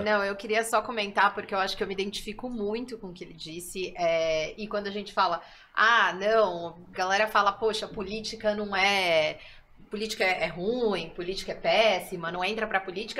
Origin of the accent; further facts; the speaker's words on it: São Paulo, Brazil; eu sou de São Paulo